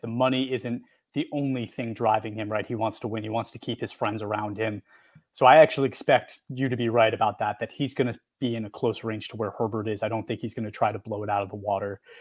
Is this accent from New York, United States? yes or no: yes; New York, United States; we're from New York